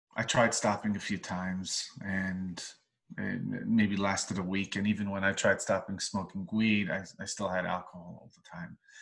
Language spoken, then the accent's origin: English; New York City, New York, United States; I was born in Crown Heights, Brooklyn, family of 11, very vibrant, loud uh, family